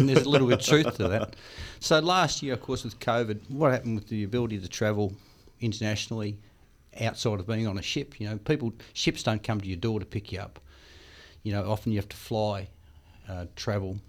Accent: Australia; as an Australian

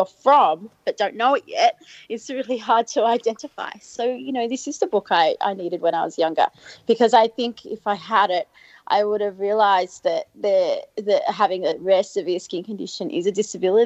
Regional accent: Albury, New South Wales, Australia; moved away; I grew up in Albury, in country

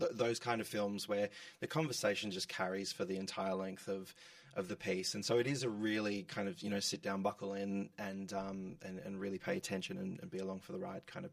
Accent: Geelong, Victoria, Australia; moved away; coming from a regional town, I'm from Geelong

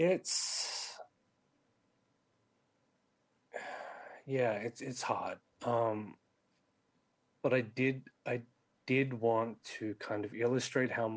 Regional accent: Sydney, New South Wales, Australia; born and raised in Western Sydney like me

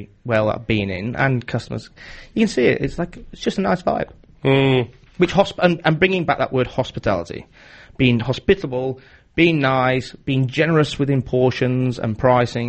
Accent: Barnsley, Yorkshire and the Humber, United Kingdom; I'm from Barnsley.

